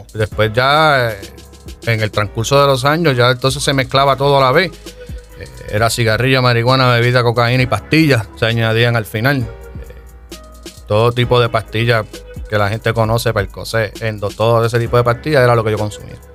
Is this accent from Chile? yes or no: no; Yauco, Puerto Rico; Yo soy del pueblito de Yauco, Yauco, Puerto Rico